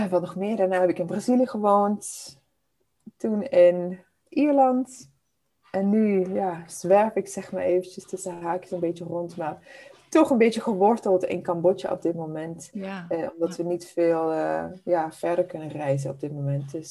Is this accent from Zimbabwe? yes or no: yes; Zimbabwe; born there; Ik ben geboren in Zimbabwe. Uh, dit is mijn achtste land waar ik nu woon, dus ik heb echt de hele wereld al een beetje afgereisd.